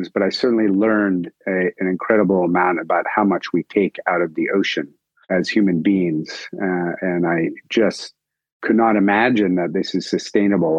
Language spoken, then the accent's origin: English; California, United States; moved away as an adult; also born or lived in Japan; I grew up in California, pretty clean, nice place, outdoors lots of camping and water sports